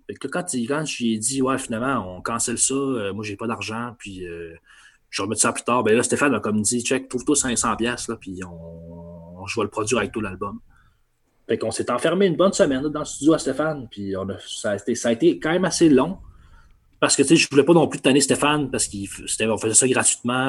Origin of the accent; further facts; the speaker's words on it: Saguenay, Quebec, Canada; moved away as an adult; now in Quebec City, Canada; je viens du Saguenay